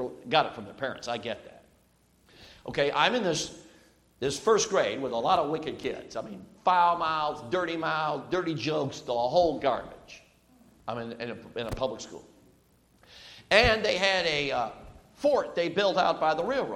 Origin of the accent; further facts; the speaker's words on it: Chicago, Illinois, United States; also born or lived in Durango, Colorado; I moved from Durango, Colorado, at 6 years old to Chicago, Illinois